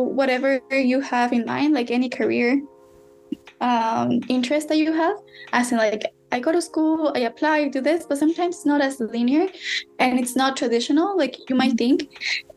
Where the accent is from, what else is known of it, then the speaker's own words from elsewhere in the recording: Mexico; moved away; I was born in Mexico